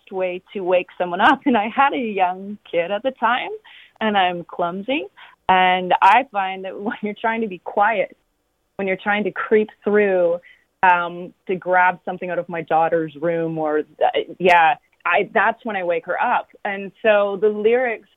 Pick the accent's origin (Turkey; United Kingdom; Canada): Canada; Wingham, Ontario; also born or lived in Goderich; growing up in Wingham, which is a very surrounded by a lot of farms.